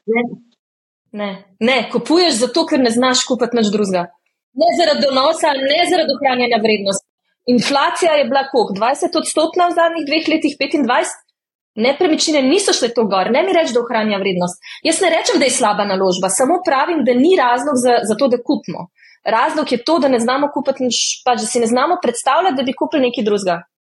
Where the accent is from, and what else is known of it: Slovenia